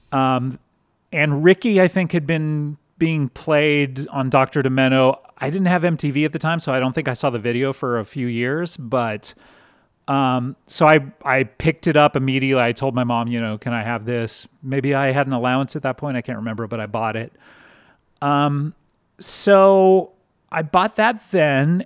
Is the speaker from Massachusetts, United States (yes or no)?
no; Southern California, United States; I grew up in Southern California